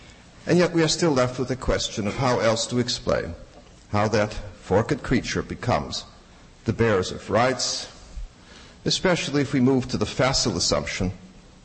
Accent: Chicago, Illinois, United States; As a youngster growing up in Chicago

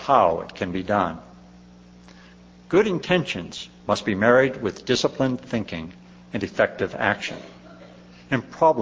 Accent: Gloucester, Massachusetts, United States; In Gloucester, Massachusetts, my hometown

